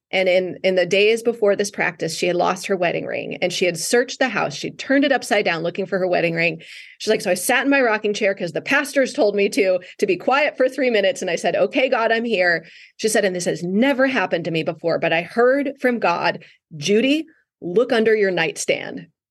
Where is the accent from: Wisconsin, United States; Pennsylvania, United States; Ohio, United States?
Wisconsin, United States; North Woods of; moved away as an adult; now in Southern California, United States; I grew up in the North Woods of Wisconsin